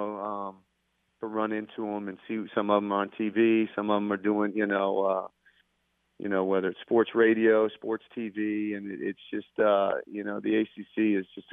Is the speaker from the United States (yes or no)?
yes; Northeast, United States; moved away as an adult; now in Greensboro, United States; I'm from the Northeast